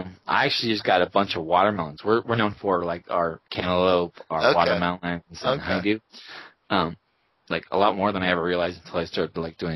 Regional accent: Colorado, United States

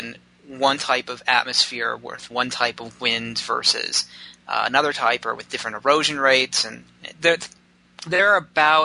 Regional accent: Cincinnati, Ohio, United States; moved away as an adult; also born or lived in Missouri / Cleveland, Ohio; now in Boulder, United States; I was raised in Ohio from the age of 2.5

